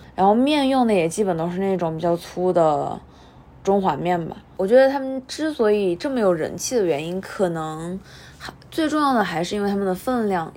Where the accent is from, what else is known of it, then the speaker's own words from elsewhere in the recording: Hubei, China; 身为一个湖北人，听到碱水面这三个字的时候， D N A 都动了